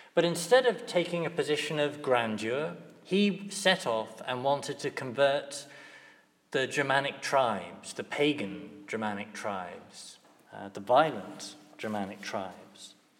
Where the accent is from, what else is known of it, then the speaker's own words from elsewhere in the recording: near Crediton, Devon, South West England, United Kingdom; it's not far from my hometown